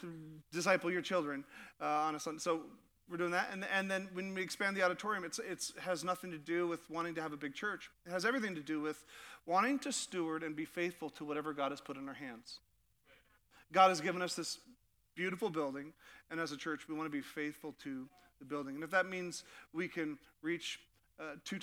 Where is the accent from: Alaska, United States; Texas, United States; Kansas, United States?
Alaska, United States; Sitka; I grew up in Sitka, Alaska, and I was about 9 years old